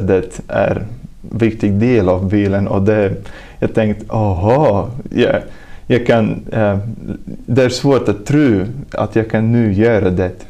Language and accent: Swedish; Talsi, Kurzeme, Latvia; Swedish is a second language; moved away as an adult; now in Sweden; jag kommer från Lettland. Och ja, jag är tjugoett år gammal och jag kommer från småstad som heter Talsi